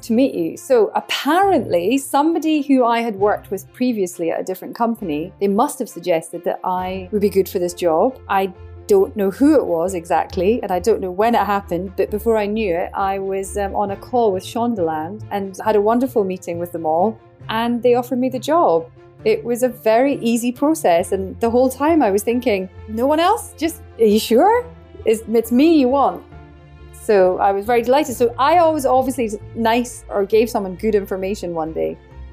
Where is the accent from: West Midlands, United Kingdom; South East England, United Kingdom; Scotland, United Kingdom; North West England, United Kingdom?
Scotland, United Kingdom; I'm Scottish